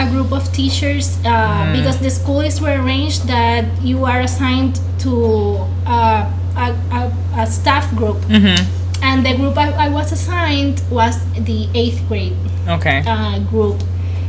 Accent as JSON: {"language": "English", "town": "Barranquitas", "country": "Puerto Rico", "moved": "yes", "lives_now": "Guaynabo, Puerto Rico", "said": "I am from Barranquitas. That is a town in the center of the island"}